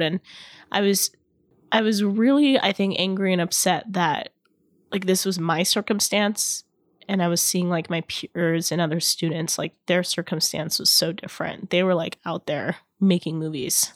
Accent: Irvine, California, United States; my hometown, in Irvine

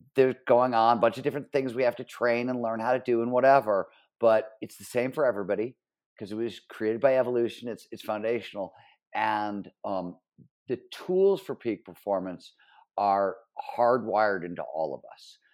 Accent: Cleveland, Ohio, United States; born or raised there

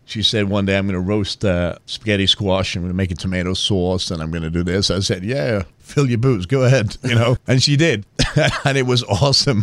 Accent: England, United Kingdom; now in United States; I grew up in England

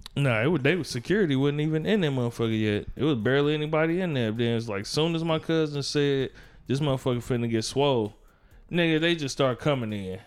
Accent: Gary, Indiana, United States; I'm from Gary

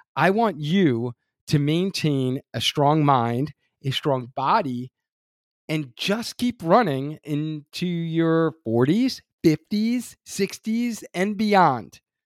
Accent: Long Island, New York, United States; I grew up on Long Island, New York

